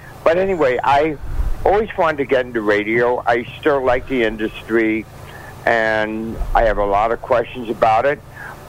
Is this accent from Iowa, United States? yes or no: no; Miami Beach, Florida, United States; also born or lived in Boston area, Massachusetts; I was born here in Miami, Florida, Miami Beach.